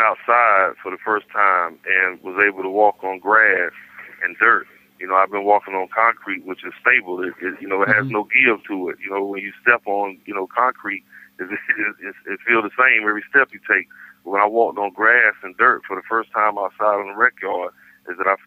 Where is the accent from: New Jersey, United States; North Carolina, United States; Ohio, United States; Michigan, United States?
North Carolina, United States; Raleigh; I'm from Raleigh